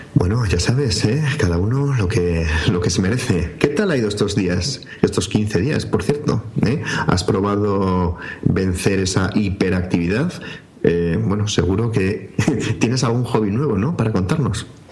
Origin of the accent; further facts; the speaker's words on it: northern Spain, Spain; los del norte